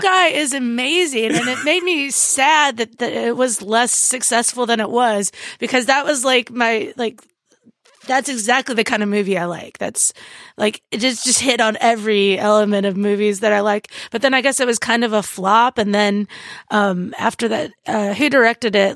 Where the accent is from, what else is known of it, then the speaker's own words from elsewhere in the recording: Indiana, United States; moved away; also born or lived in New Orleans; I grew up in Indiana